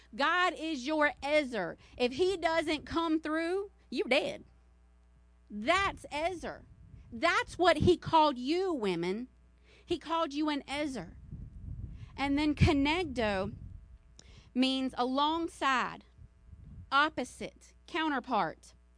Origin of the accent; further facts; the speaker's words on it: the South, United States; I'm from the South